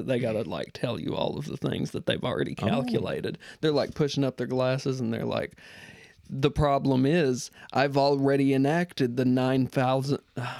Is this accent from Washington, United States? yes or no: no; Kentucky, United States; I'm from the fucking hills of Kentucky.